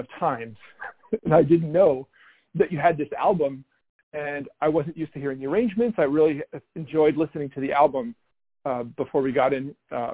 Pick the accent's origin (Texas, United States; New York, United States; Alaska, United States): New York, United States; New York City; I'm from Brooklyn, but I didn't live here forever. I moved away for a while, and when I came back